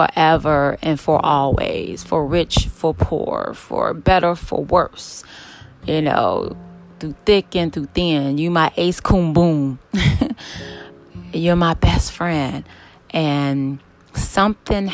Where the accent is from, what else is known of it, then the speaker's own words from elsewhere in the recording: Chicago, Illinois, United States; I grew up in Chicago on the south side